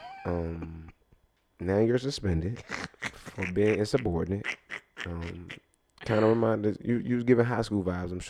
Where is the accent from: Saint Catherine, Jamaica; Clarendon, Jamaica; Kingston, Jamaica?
Saint Catherine, Jamaica; Spanish Town; Y'all know I'm Jamaican, too.